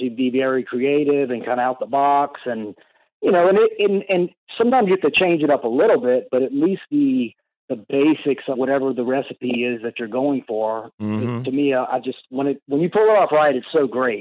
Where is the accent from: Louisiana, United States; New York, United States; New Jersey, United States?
Louisiana, United States; we're from Louisiana